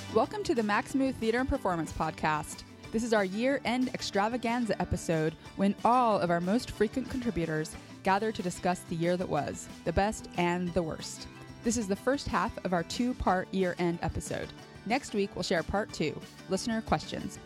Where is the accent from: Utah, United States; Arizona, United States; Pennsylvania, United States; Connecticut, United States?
Utah, United States; Centerville; now in New York City, United States; am from Centerville, Utah